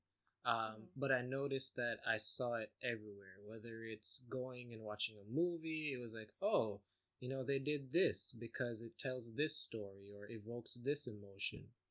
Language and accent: English; South Florida, United States; also born or lived in Jamaica; I left Jamaica when I was about 2. Grew up in South Florida.